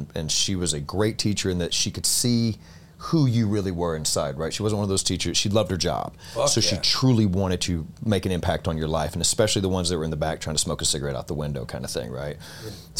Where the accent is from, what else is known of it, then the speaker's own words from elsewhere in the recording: Alabama, United States; I'm from Alabama.